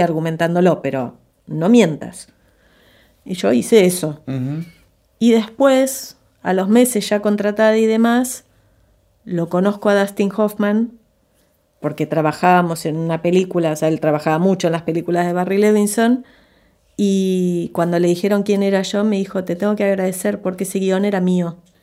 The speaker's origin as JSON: {"language": "Spanish", "country": "Argentina", "also_born_or_lived": "Los Angeles, United States", "moved": "as an adult", "said": "esta argentina expatriada de 22, 23 años"}